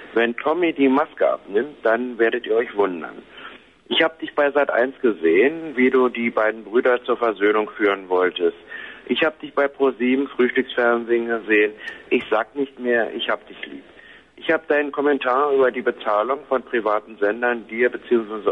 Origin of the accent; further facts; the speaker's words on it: Berlin, Germany; meine Geburtsstadt Berlin